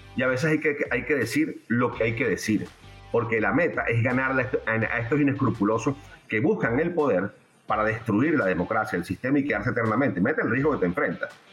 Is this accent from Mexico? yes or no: no; Venezuela; como venezolano